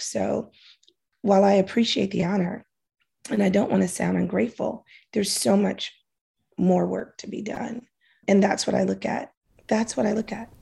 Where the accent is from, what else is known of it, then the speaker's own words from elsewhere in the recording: New York City, New York, United States; I'm from Harlem.